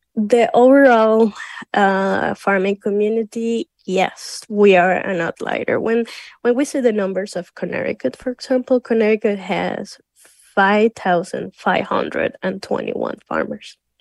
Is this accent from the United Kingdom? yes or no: no; Venezuela; I'm from Venezuela